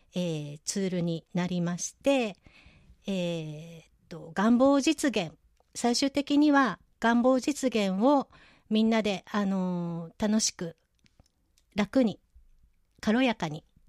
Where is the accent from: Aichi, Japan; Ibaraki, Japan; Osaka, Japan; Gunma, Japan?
Aichi, Japan; Nagoya; 名古屋生まれの名古屋育ちで、えー、今も名古屋在住なんですけれども